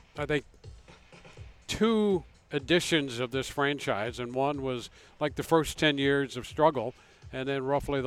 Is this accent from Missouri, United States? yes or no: yes; St. Louis, Missouri, United States; I grew up in the St. Louis area in the 60s